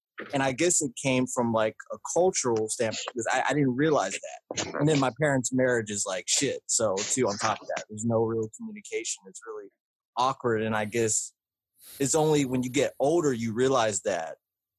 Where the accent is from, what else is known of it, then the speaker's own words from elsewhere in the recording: the South, United States; is growing up in the South, having only predominantly white and black friends